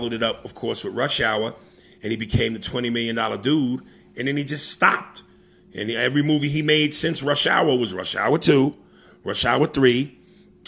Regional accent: New York, United States; I'm a New York nigga

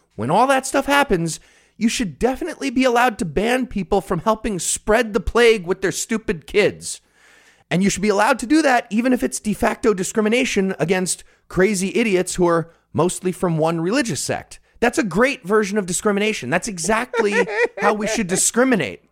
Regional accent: Rockland County, New York, United States; my hometown of Rockland County, New York

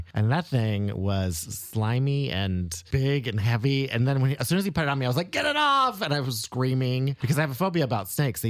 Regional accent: United States; also born or lived in Tennessee / Oklahoma; now in Chicago, United States; I grew up in Tennessee, in Oklahoma. I think I was in Oklahoma at that point.

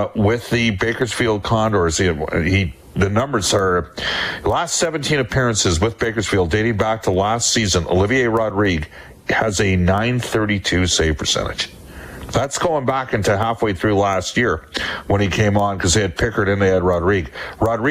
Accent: Canada; as a Canadian

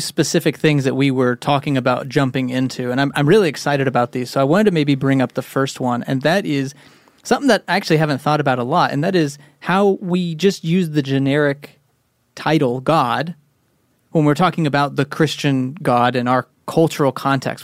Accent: Texas, United States; moved away; also born or lived in Northeast US; growing up in Texas

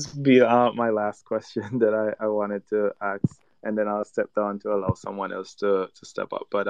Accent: Jamaica; accent: Caribbean; I'm actually from Jamaica.

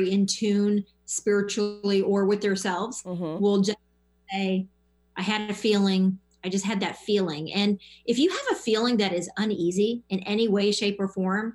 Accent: Miami, Florida, United States; I'm from Miami.

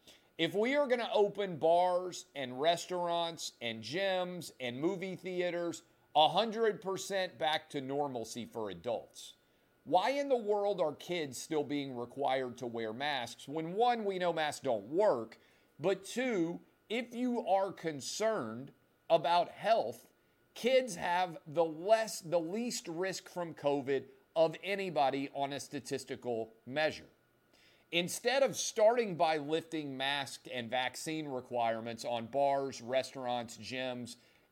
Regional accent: Nashville, Tennessee, United States; my beloved city of Nashville, my hometown

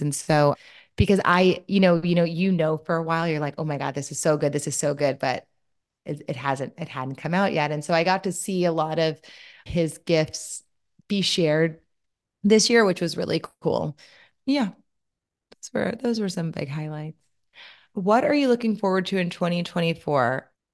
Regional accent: Louisiana, United States; I'm from Louisiana, so my mom does a lobster boil

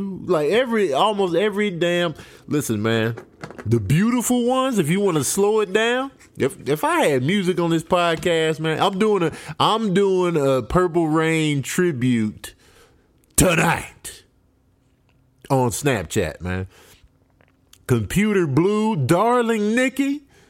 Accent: Grand Rapids, Michigan, United States; born there; We were in Grand Rapids, Michigan. I was born in Grand Rapids, but we were visiting family.

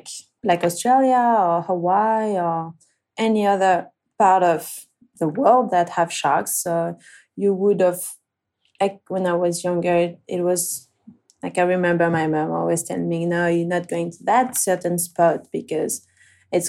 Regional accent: Réunion; English is a second language; because I'm from Reunion, I haven't been able to surf as much as I wanted because of the shark problems and stuff.

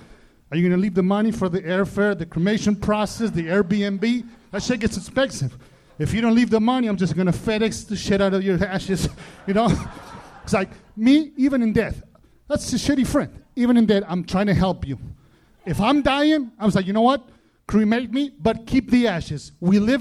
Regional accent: Argentina; moved away; I'm from the South

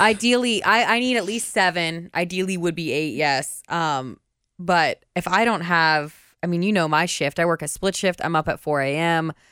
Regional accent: Indiana, United States; we grew up in Indiana

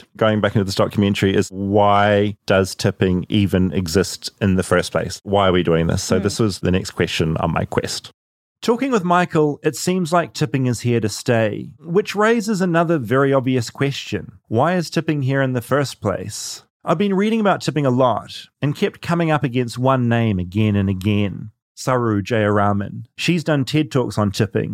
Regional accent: New Zealand; now in United States; as a New Zealander

